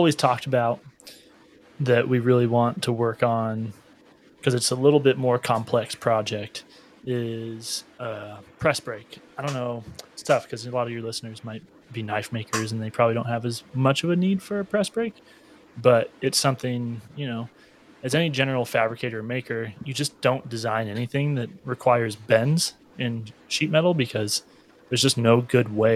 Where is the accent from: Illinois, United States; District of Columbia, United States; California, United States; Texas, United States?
California, United States; We're California.